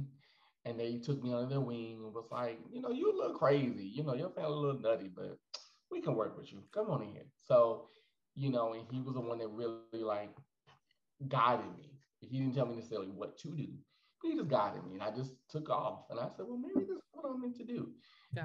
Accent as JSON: {"language": "English", "region": "Alabama", "country": "United States", "accent": "Midwestern", "moved": "yes", "lives_now": "Houston, United States", "said": "I'm originally from Alabama"}